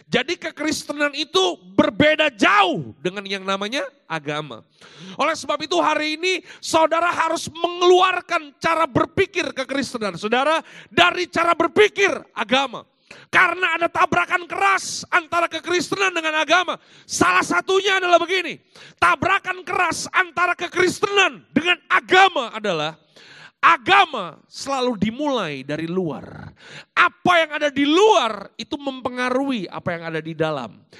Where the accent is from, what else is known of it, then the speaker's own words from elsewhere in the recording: Jakarta, Indonesia; also born or lived in Malang; saya lahir dan besar di Jakarta tapi saya uh, dewasa di Malang di Jawa uh, Timur